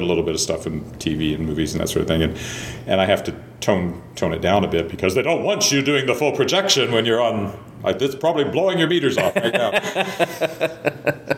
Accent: Weyburn, Saskatchewan, Canada; also born or lived in Searcy, Arkansas; news editor of my hometown newspaper at the age of 24

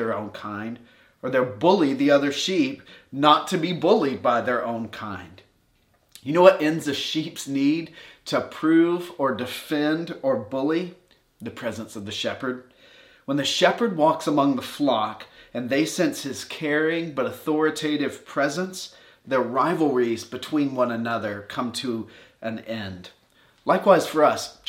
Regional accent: Warner Robins, Georgia, United States; I grew up in Warner Robins, Georgia

